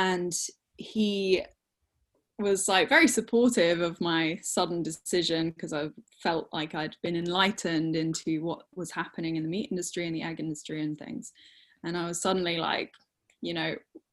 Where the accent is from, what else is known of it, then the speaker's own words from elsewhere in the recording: England, United Kingdom; also born or lived in Norfolk; I'm a wildlife artist from England